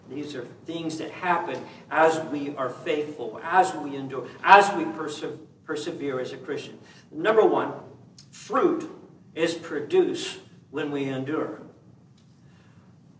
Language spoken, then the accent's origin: English; Kansas, United States; now in California, United States; when I grew up in Kansas